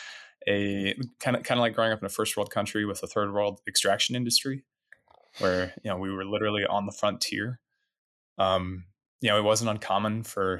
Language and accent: English; Rangely, Colorado, United States; now in Denver, United States; I grew up in Western Colorado in a small town called Rangeley